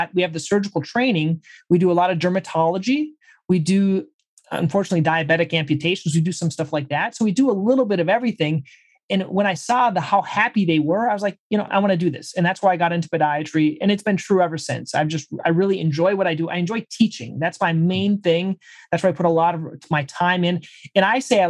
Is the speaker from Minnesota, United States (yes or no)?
yes; Minnesota, United States; moved away as an adult; also born or lived in Brazil; I'm from Minnesota originally